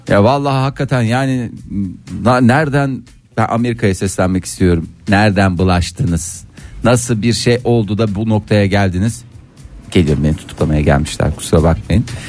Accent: Adana, Turkey; Ben Adanalıyım

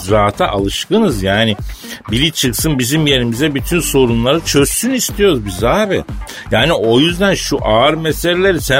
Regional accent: Elazığ, Elazığ Province, Turkey; born there; Elazığ doğumluyum abi ben.

